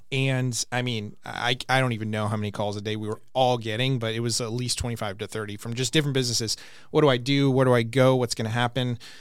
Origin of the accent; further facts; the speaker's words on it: Glendale, Arizona, United States; I was over by Landmark Middle School in, near downtown Glendale